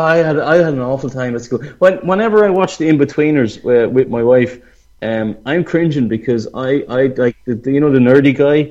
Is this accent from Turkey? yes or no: no; Ireland; I'm from Ireland, we don't allow boys and girls to mix in schools, you know, good old Catholic, horrible Ireland.